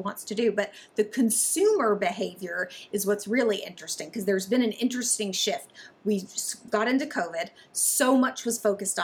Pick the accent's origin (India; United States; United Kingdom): United States; Birmingham, Alabama; accent: Southern; moved away as an adult; also born or lived in Dallas, Texas / Charlotte, North Carolina / Atlanta; So I grew up in Birmingham, Alabama. So I probably, you pick up on a Southern accent